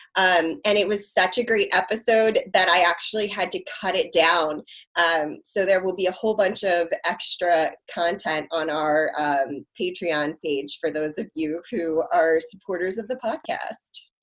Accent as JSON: {"language": "English", "area": "Harford County", "region": "Maryland", "country": "United States", "tie": "born or raised there", "said": "I grew up in like Harford County, Maryland"}